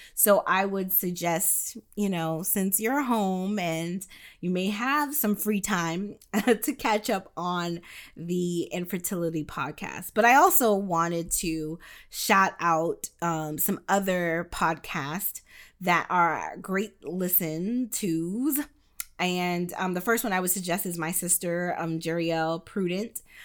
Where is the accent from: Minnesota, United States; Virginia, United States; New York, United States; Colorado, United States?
New York, United States; now in Florida, United States; I do reside in the state of Florida, but I was born in New York and most of my family is still there